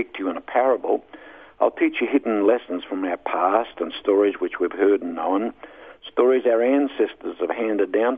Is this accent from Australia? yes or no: yes; Northern Territory, Australia; I'm from the Northern Territory.